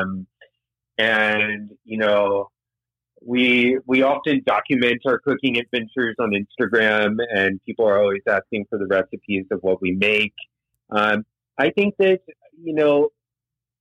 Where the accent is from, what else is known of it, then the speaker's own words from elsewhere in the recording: the South, United States; also born or lived in Guatemala; now in Miami, United States; I grew up in the South